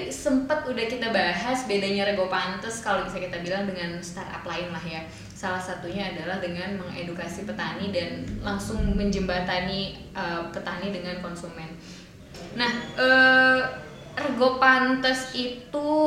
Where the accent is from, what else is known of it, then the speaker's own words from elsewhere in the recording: Medan, North Sumatra, Indonesia; Tapi ya Mbak Wilda, aku tuh orang Medan asli gitu kan.